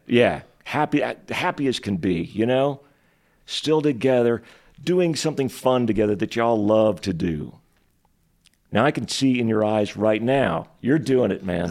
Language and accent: English; Texas, United States; moved away as an adult; now in Spokane, United States; the place that I grew up in Texas was literally the poorest city in the entire United States of America